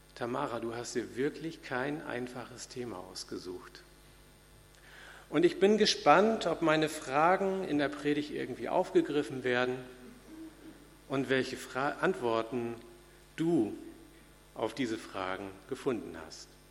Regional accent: Hanoverian regional church, Lower Saxony, Germany; in meiner Landeskirche, wo ich groß geworden bin, in der hannoverischen

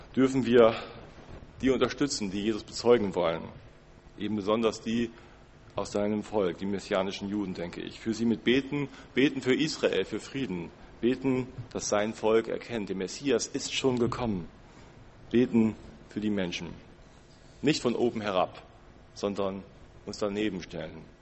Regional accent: Germany; Als Deutsche

